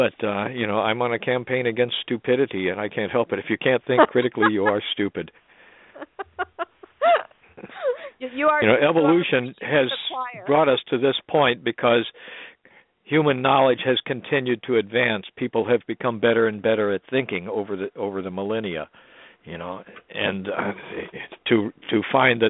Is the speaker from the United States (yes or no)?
yes; St. Louis, Missouri, United States; I grew up in St. Louis